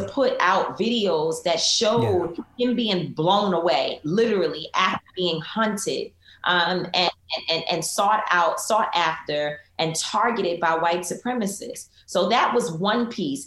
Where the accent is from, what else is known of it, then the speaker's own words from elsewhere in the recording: New York City, New York, United States; I was raised in Harlem